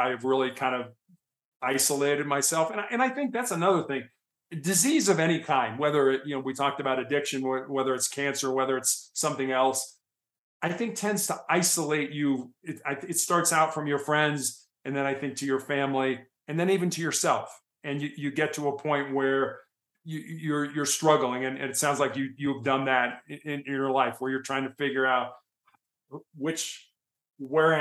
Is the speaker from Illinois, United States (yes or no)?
yes; Chicago, Illinois, United States; also born or lived in Santa Barbara, California / Cincinnati, Ohio; now in Colorado, United States; I grew up in Chicago